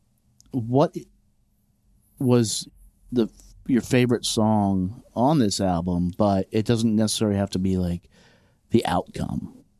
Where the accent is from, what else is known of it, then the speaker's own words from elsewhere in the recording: Lynchburg, Virginia, United States; I grew up in Lynchburg, you know, there's apparently like mm-hmm. a bustling scene there now.